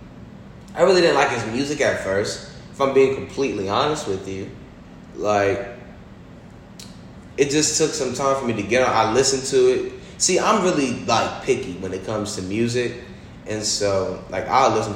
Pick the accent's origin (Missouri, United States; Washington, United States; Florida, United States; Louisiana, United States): Florida, United States; I'm from Florida